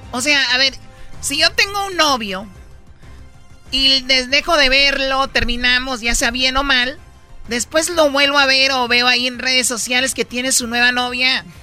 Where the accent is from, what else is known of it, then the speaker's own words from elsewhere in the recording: Michoacán, Mexico; como soy pues de Michoacán, nosotros no creas que nomás damos aguacates también.